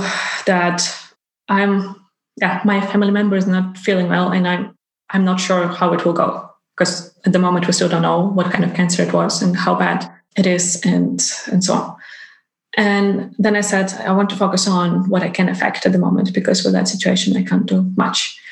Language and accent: English; Ukraine; now in Iceland; I'm originally from Ukraine and my family is still there